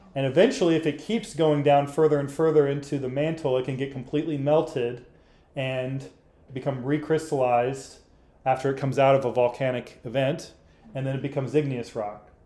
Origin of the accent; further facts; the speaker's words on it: Arkansas, United States; I grew up in Arkansas